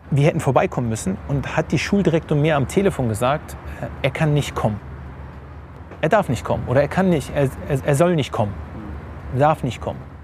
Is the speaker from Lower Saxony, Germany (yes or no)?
yes; Hanover, Lower Saxony, Germany; moved away as an adult; also born or lived in India / Turkey / England; gebürtiger Hannoveraner geboren und aufgewachsen in Hannover